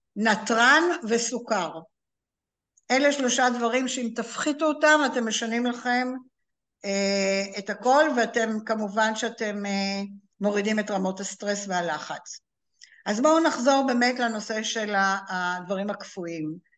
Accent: Israel; לנו כישראלים

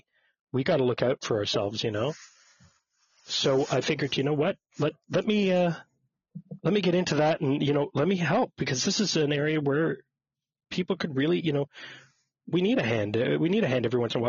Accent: Montreal, Quebec, Canada; I was born and raised in Montreal, Quebec, Canada.

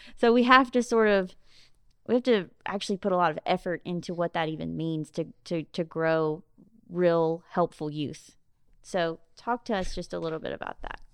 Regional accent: Jackson, Mississippi, United States; also born or lived in Biloxi; now in Ocean Springs, United States; I'm from Jackson, and we've always had a house in Biloxi. Katrina took that house. I grew up coming down to the coast on the weekends, but I, um, you know, our home base was in Jackson.

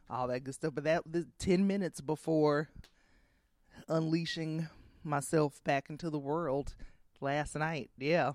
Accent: Columbus, Georgia, United States; moved away as an adult; also born or lived in New York / Washington, D.C.; I grew up in Georgia.

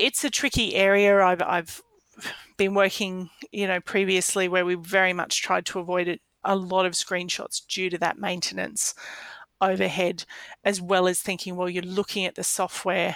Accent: Australia; I expect as an Australian

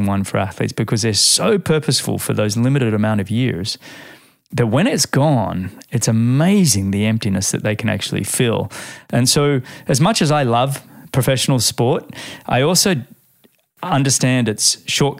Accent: Australia; being an Australian

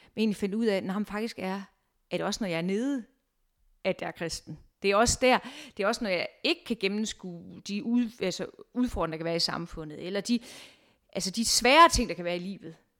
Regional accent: Viborg, Central Denmark Region, Denmark; moved away as an adult; also born or lived in Amager, Copenhagen; now in Copenhagen, Denmark; Jeg kommer fra Viborg, hvor jeg egentlig har været øh, butiksuddannet

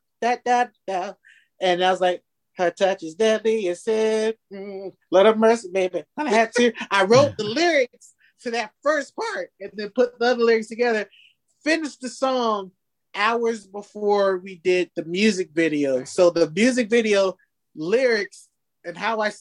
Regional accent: Fayetteville, North Carolina, United States; now in Seattle, United States; my hometown, Fayetteville

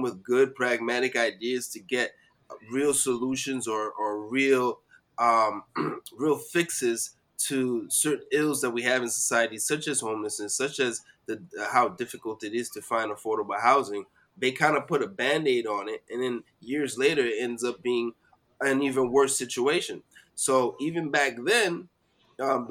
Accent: New York City, New York, United States; born or raised there

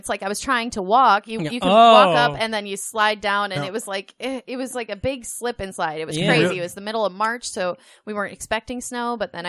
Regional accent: Linden, Wisconsin, United States; moved away as an adult; also born or lived in Platteville, Wisconsin / Milwaukee, Wisconsin / Shanghai, China; now in Des Moines, United States; I grew up in Linden, Wisconsin.

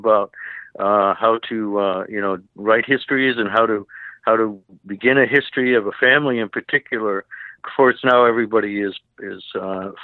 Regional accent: Rhode Island, United States; I grew up here in Rhode Island, where I live now

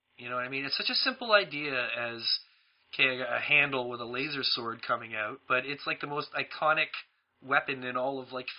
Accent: Toronto, Ontario, Canada; I'm actually leaving my hometown of Toronto

